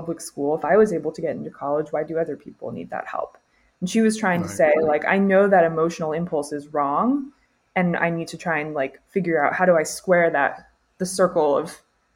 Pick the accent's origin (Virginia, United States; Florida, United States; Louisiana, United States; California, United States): Florida, United States; Orlando; moved away as an adult; now in Mississippi, United States; I'm from like the part of Florida that's not really the deep South, like Orlando sprawl